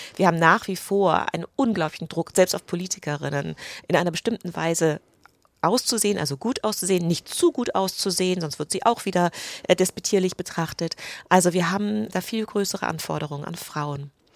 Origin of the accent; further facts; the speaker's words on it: United Kingdom; moved away as an adult; also born or lived in England; now in Germany; ich bin Britin